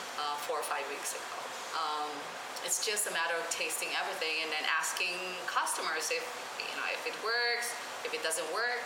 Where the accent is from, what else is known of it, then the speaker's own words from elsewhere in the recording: Philippines; moved away; Well, me being Filipino